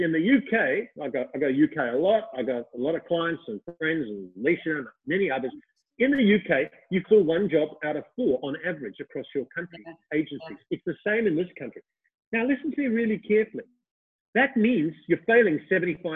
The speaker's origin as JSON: {"language": "English", "country": "Australia", "said": "I was from Australia"}